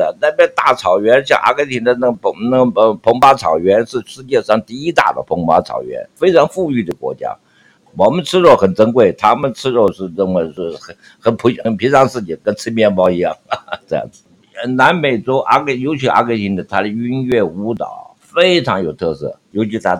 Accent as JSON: {"language": "Chinese", "region": "Shandong", "country": "China", "said": "因为我本身是山东人，所以这个情况之下，就是我有这种那个拼搏精神"}